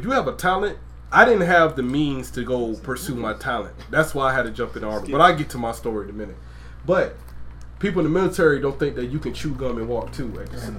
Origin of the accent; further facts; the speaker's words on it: Brunswick, Georgia, United States; I'm from Brunswick, Georgia. I'm from St. Thomas Island, Georgia.